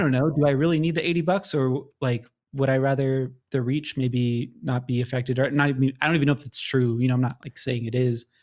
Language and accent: English; Southern California, United States; I, like, born and raised in Southern California